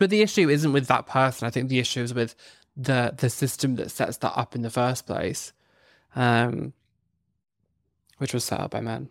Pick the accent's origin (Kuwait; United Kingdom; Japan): United Kingdom; Northern Ireland; I grew up in Northern Ireland